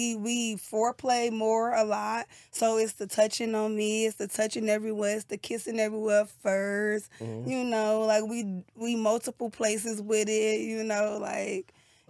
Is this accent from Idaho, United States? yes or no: no; Chicago, Illinois, United States; I'm from Chicago.